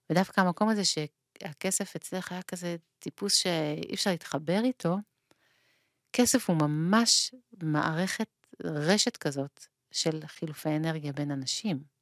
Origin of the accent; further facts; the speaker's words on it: Israel; כך לפחות בקיבוץ שלי